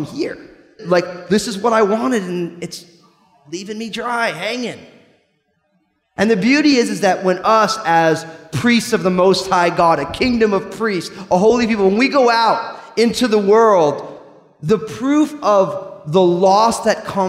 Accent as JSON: {"language": "English", "region": "New Jersey", "country": "United States"}